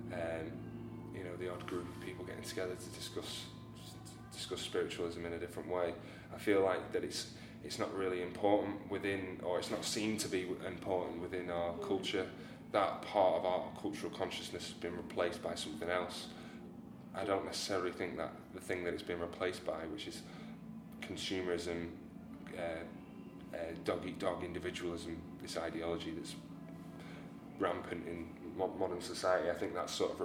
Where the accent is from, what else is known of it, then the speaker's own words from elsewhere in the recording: Southport, North West England, United Kingdom; moved away as an adult; now in Seaforth, United Kingdom; I'm from Sefton. I'm originally from Southport. I lived there my whole life.